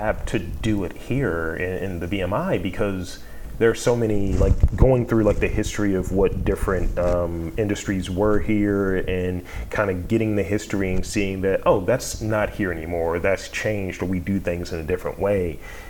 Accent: Baltimore, Maryland, United States; I'm from Baltimore, I know that place.

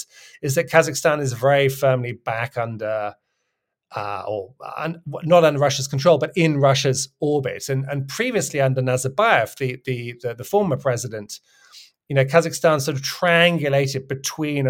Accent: United Kingdom; I'm British

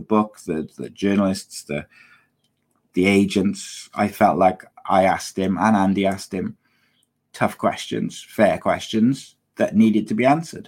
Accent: Welsh, Wales, United Kingdom; I'm Welsh

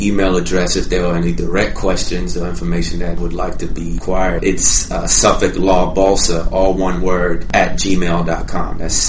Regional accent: Mississippi, United States; moved away as an adult; also born or lived in Jamaica; now in Boston, United States; second year law student here at Suffolk University Law School. Family from Jamaica originally. Spent most of my life growing up in the South in Mississippi. I came to Boston to do my undergraduate work at Boston College

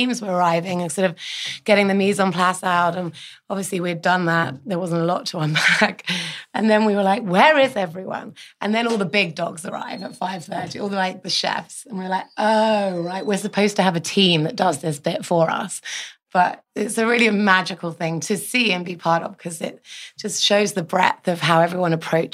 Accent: United Kingdom; moved away as an adult; now in New York City, United States; I'm just a Brit. Born and bred.

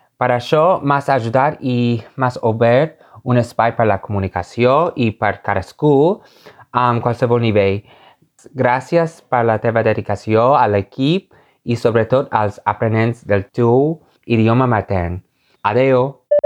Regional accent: Laguna Beach, California, United States; Catalan is a second language; la meva ciutat natal, Laguna Beach

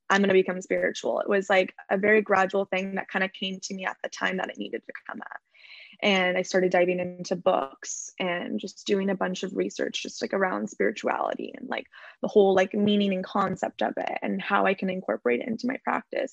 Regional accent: Orange County, California, United States; also born or lived in Los Angeles; I grew up in Orange County in California. Um, I'm currently living

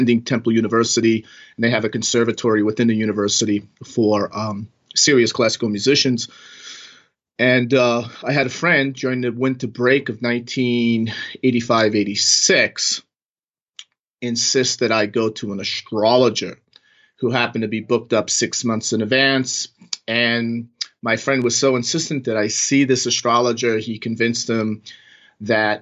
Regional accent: New York, United States; moved away as an adult; also born or lived in Manhattan / Silicon Valley; now in Las Vegas, United States; I'm from New York. I was born and raised in New York, and I lived in Manhattan for a good 15 years

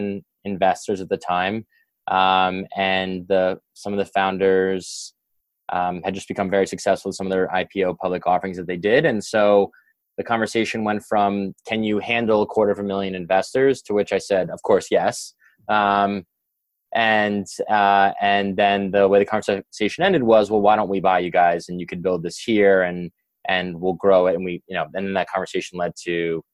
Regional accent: New York, United States; growing up in New York

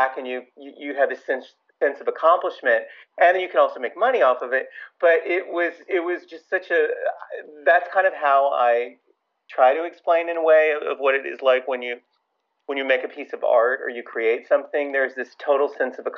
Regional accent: Louisville, Kentucky, United States; moved away as an adult; also born or lived in Miami / California; now in New York, United States; I grew up in Louisville, Kentucky.

